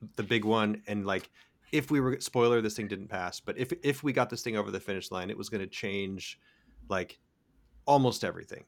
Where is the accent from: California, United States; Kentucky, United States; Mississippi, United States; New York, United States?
California, United States; as a Californian